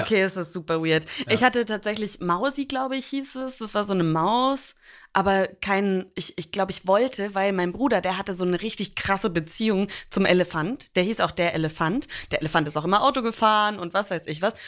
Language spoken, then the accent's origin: German; Franconia, Bavaria, Germany; also born or lived in New York; now in Hamburg, Germany; ich spreche auch nicht Fränkisch und werde da von meinem Opa meistens auch mega aufgezogen